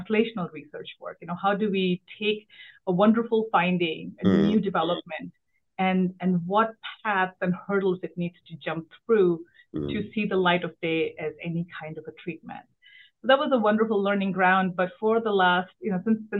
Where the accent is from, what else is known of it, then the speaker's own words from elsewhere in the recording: Delhi, India; moved away as an adult; now in Washington, D.C., United States; I grew up in Delhi